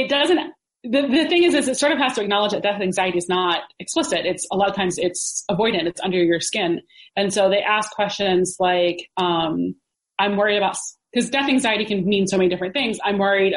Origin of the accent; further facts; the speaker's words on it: the South, United States; moved away; I'm from the South